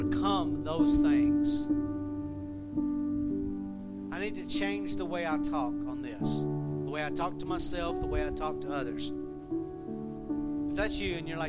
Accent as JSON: {"language": "English", "region": "the South", "country": "United States", "accent": "southern", "said": "all of us from down south, oil is oil. Because that's our accent."}